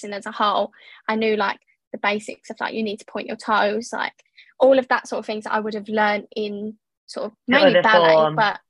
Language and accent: English; London, United Kingdom; now in Essex, United Kingdom; I was born in East London originally, but I now live in Essex